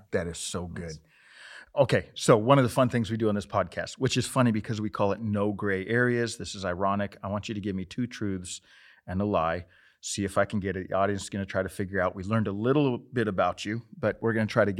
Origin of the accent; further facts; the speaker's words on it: Montana, United States; I grew up in Montana. I grew up riding horses.